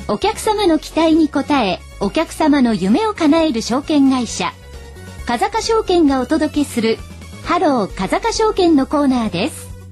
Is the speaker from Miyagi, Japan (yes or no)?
no; Utsunomiya, Tochigi, Japan; 私もあの、宇都宮育ちですので、栃木の